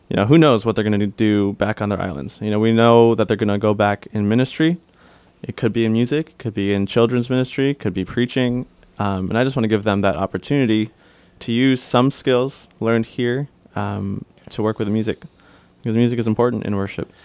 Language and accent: English; Detroit, Michigan, United States; I grew up in Michigan, Detroit area. Uh, my parents came over to the States in nineteen eighty-five, I believe. I was born eighty-seven, born and raised in Detroit.